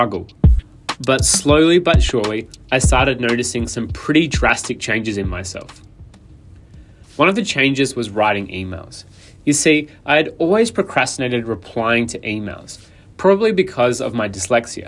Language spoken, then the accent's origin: English; Adelaide, South Australia, Australia; moved away; my hometown of Adelaide, South Australia.